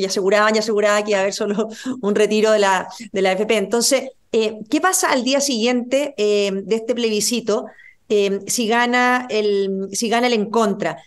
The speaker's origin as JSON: {"language": "Spanish", "country": "Chile"}